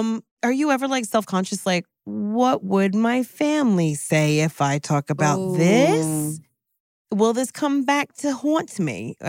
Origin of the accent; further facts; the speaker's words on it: New Jersey, United States; I'm from Jersey.